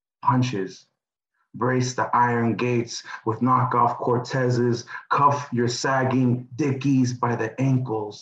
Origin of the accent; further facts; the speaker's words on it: East Palo Alto, California, United States; also born or lived in North Carolina / New Jersey / Oxford, England; I grew up in the Bay Area